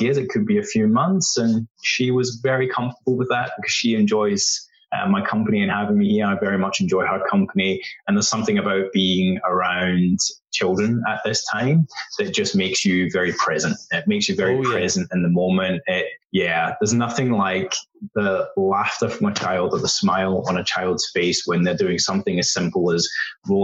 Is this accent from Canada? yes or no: no; west coast of Scotland, United Kingdom; moved away as an adult; also born or lived in Thailand / Vietnam / China; now in Melbourne, Australia; we grew up together in a very small country town in the west coast of Scotland